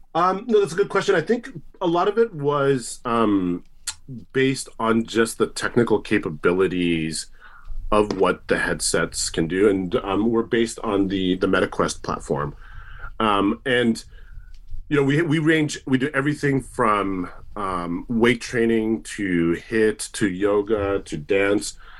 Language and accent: English; Tokyo, Japan; also born or lived in United States; now in New Zealand; I'm originally from Tokyo